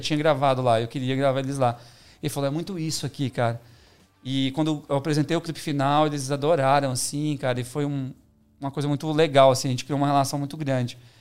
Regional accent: Belo Horizonte, Minas Gerais, Brazil; moved away as an adult; now in São Paulo, Brazil; Eu sou de Belo Horizonte, né? Uhum. Minha, minha naturalidade.

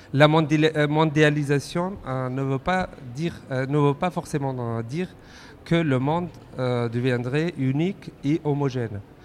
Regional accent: Afghanistan; now in France; je suis originaire d'Afghanistan

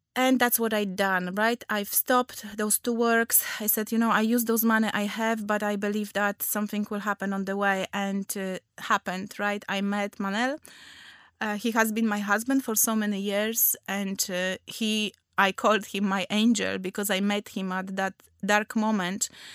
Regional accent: Poland; English is a second language; moved away as an adult; also born or lived in Gdańsk; now in London, United Kingdom; I'm from Poland.

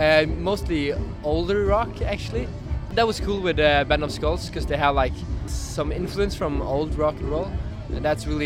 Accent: Norway; I'm from Norway, a small town on the west coast. Actually, I'm just traveling around the world, and at the moment I'm in Australia

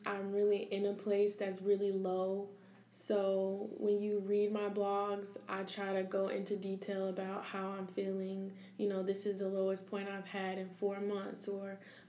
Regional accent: Peoria, Illinois, United States; I'm from Peoria, Illinois

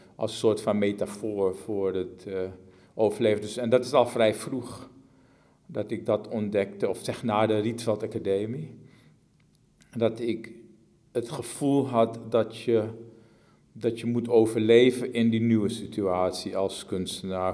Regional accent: Suriname; In, het, in gebieden waar ik vandaan kom, in gebieden in Suriname

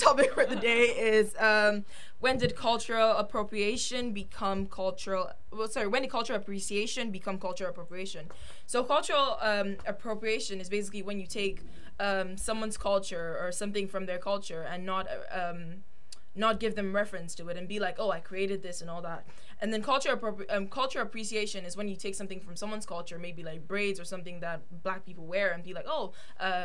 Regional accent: Nigeria; moved away; I come from Nigeria

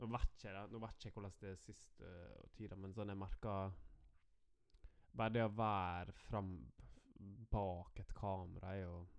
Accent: Norway; now in Denmark; Nå bor vi i Danmark, men vi er fra Norge

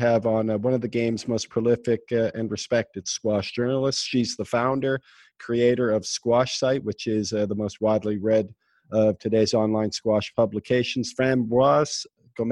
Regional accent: Nova Scotia, Canada; moved away as an adult; also born or lived in South Korea; now in United Arab Emirates; I'm from Canada, Nova Scotia mm-hmm. to be exact. And I was a top player in the province for many years, especially as a junior

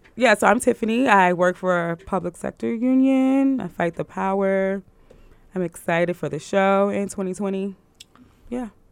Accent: New York City, New York, United States; I grew up in Brooklyn, we went to the same junior high school

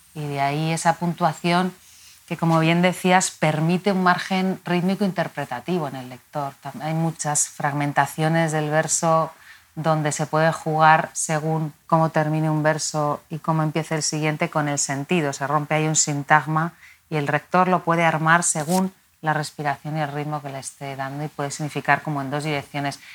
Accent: Madrid, Community of Madrid, Spain; He vivido aquí toda mi vida, nací aquí y mi vínculo con Madrid es complejo

